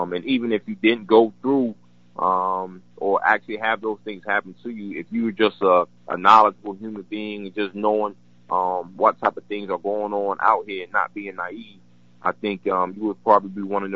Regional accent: Newport News, Virginia, United States; my hometown, Newport News.

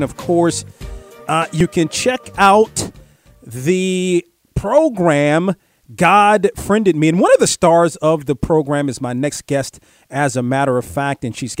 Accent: United States; I knew you grew up in the Washington area, as did I.

